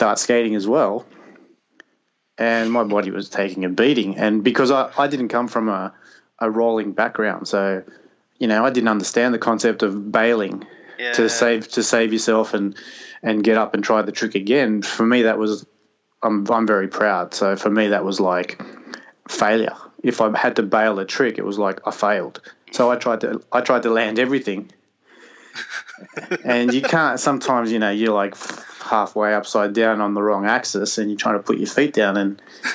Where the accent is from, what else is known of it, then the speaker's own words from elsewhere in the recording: Madrid, Community of Madrid, Spain; I'm from Madrid. I was born in Madrid